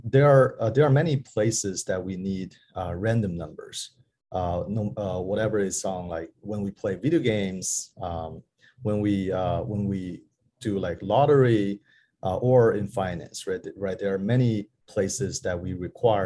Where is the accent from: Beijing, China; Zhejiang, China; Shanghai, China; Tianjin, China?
Beijing, China; also born or lived in New York; I was working at a venture capital in Beijing, where it's my hometown